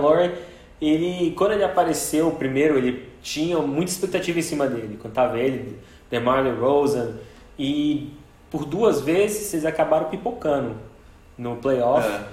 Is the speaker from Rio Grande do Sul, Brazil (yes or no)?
no; Brasília, Federal District, Brazil; sou aqui de Brasília